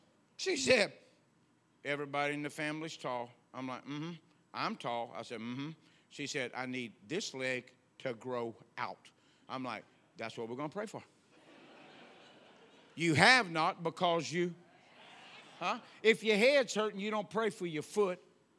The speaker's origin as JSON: {"language": "English", "region": "the South", "country": "United States", "said": "We're from the South. We still believe in whipping."}